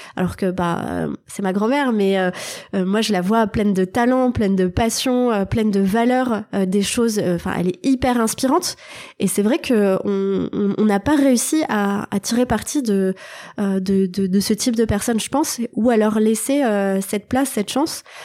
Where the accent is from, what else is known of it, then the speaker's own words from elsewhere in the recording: Thionville, Grand Est, France; moved away as an adult; now in Paris, France; je suis née en Lorraine, dans une ville qui s'appelle Thionville. Donc j'ai fait toute mon enfance dans la région.